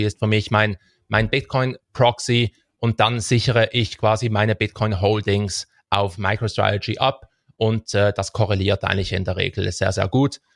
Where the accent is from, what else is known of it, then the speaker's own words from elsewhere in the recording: Switzerland; wir haben das riesige Glück, als Schweizer